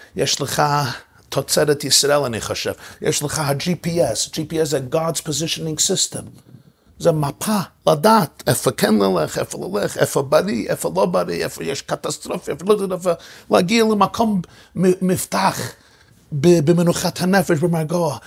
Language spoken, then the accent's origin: Hebrew; New York City, New York, United States; בשכונה שבה גדלתי, בברוקלין